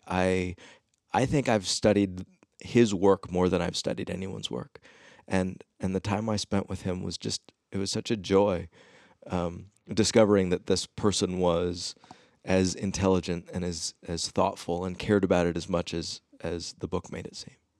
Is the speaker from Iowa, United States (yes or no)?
yes; Ames, Iowa, United States; I grew up in Ames, Iowa